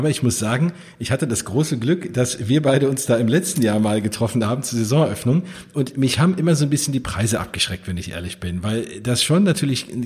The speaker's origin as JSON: {"language": "German", "region": "Hesse", "country": "Germany", "said": "vor allem geht mir da als äh, Hesse und äh, in der Nähe von Frankfurt wohnt natürlich das Herz auf"}